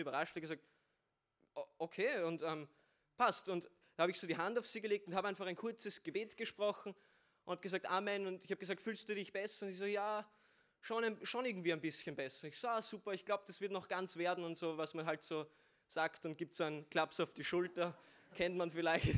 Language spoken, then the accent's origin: German; Vienna, Austria; ich bin aus Wien bin 17 Jahre alt